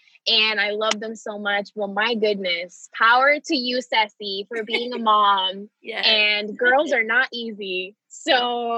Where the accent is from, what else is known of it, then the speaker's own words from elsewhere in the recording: Florida, United States; also born or lived in Puerto Rico; So like I said, I was born in Puerto Rico and I moved to Florida when I was either I was about to turn 8 or I was already 8.